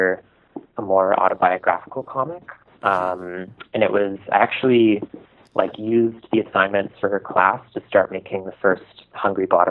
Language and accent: English; Ottawa, Ontario, Canada; I grew up in Ottawa.